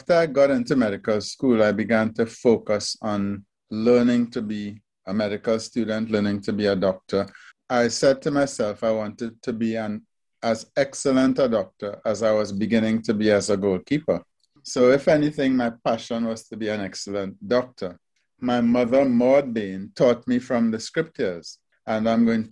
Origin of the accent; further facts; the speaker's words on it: Trinidad & Tobago; my first job fresh out of high school was at the Trinidad Regional Virus Laboratory